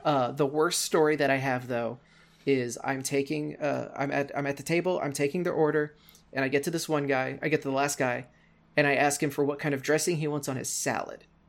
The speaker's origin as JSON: {"language": "English", "town": "Cape Girardeau", "region": "Missouri", "country": "United States", "said": "United States. I am in a, uh, relatively small city called Cape Girardeau, Missouri"}